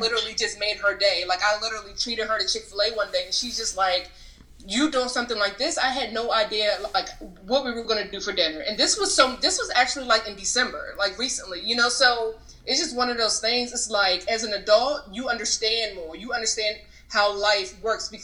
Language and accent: English; Germantown, Maryland, United States; moved away as an adult; also born or lived in Richmond, Virginia / Charlotte, North Carolina; I was actually raised here in Germantown, Maryland.